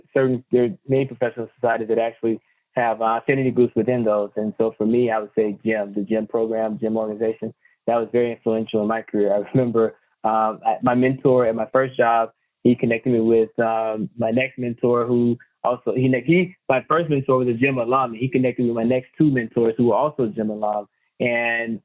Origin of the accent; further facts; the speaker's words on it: Mississippi, United States; moved away; also born or lived in Atlanta, Georgia / Tennessee / Denver, Colorado; I'm from Mississippi, lived in the Southeast, Atlanta, Tennessee.